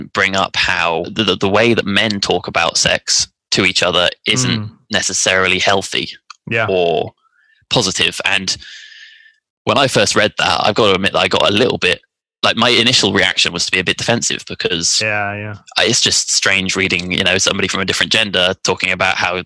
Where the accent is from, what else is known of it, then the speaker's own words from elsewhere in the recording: France; moved away as an adult; now in United Kingdom; I grew up in France